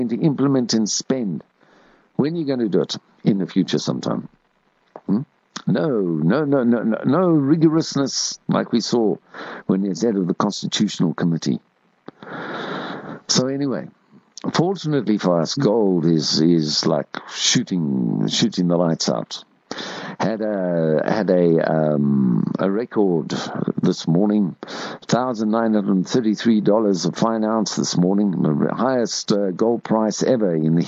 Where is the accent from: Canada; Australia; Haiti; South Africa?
South Africa; Springs, Gauteng; I grew up in Springs and I went to a school called Pine Grove in Standard 1 and 2